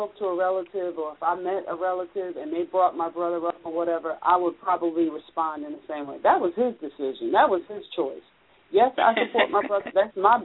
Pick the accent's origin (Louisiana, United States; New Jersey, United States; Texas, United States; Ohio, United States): New Jersey, United States; moved away; we're originally from New Jersey